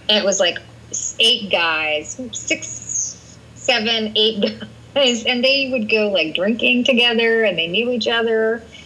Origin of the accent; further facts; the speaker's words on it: Bedford, Massachusetts, United States; I grew up in Bedford, which was a very middle class town